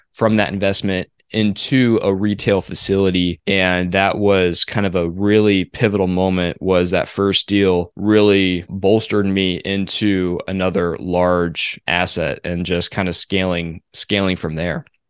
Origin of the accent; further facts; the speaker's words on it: Phoenix, Arizona, United States; I'm from Phoenix